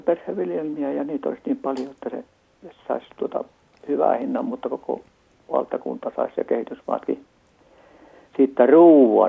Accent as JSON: {"language": "Finnish", "region": "Central Ostrobothnia", "country": "Finland", "said": "täältä Pohjanmaalta lähtöisin oikeastaan keskeltä Pohjanmaata, Keski-Pohjanmaata"}